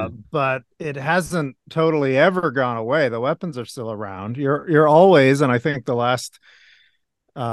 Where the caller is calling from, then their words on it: Hoboken, New Jersey, United States; I'm in Hoboken, New Jersey, so just across the water from New York City.